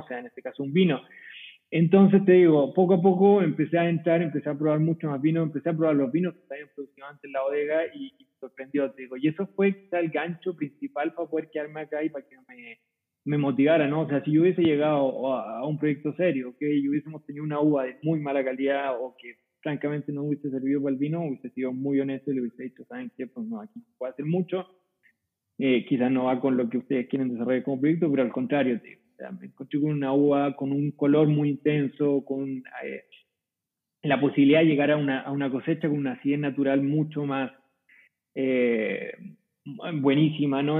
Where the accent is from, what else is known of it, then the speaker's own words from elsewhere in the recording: Curicó Valley, Maule, Chile; moved away as an adult; now in Coahuila, Mexico; soy chileno, eh, ¿Y cómo llegué acá? Bueno, nunca me gustó mucho la idea de quedarme en el mismo lugar en el que había vivido toda mi vida. soy de una zona productora de vino, típica productora de vino en Chile, se llama Valle de Curicó